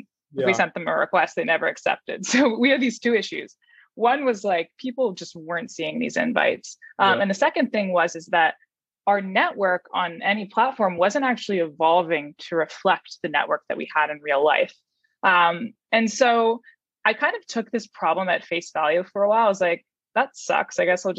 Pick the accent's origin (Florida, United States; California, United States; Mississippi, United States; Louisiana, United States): California, United States; Palo Alto; moved away as an adult; now in New York, United States; I grew up in Palo Alto